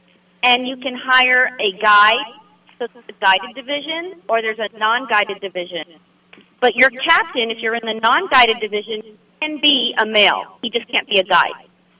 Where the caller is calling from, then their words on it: Rockport, Texas, United States; I am in Rockport, Texas, and just fished the Babes on the Bay tournament for CCA Rockport.